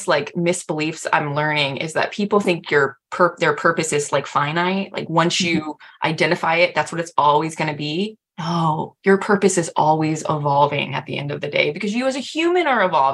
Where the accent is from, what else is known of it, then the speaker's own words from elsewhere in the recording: United States; I'm also an American